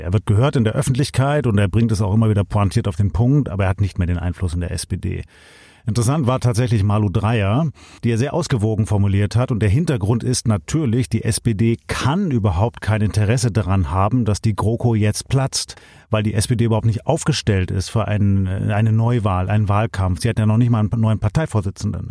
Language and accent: German; Swabia, Germany; bei uns in Schwaben